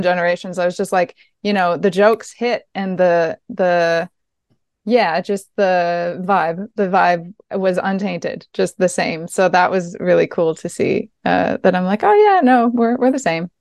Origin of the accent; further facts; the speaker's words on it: East Coast of Quebec, Canada; I grew up on the East Coast of Quebec, uh, in a region that is very, very Francophone, but I grew up in a tiny community of Irish um, Irish folks